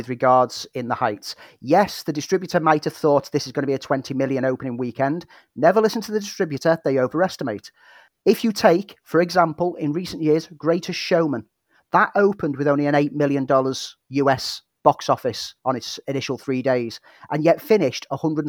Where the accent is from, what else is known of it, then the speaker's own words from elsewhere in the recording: Prescot, North West England, United Kingdom; moved away; St. Helens, back home, just on the outskirts of Prescott, which is my hometown